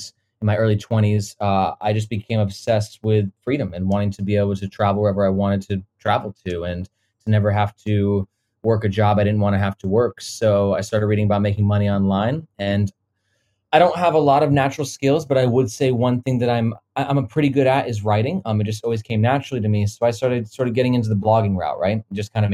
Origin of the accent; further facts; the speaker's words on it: Florida, United States; moved away as an adult; also born or lived in Connecticut; now in Hong Kong; I was raised most of my life in Florida.